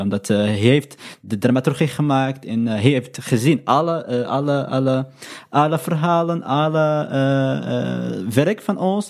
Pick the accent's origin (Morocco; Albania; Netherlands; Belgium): Morocco; Dutch is a second language; moved away as an adult; now in Europe; ik ben Marokkaans, mhm. ik ben uit Noord-Afrika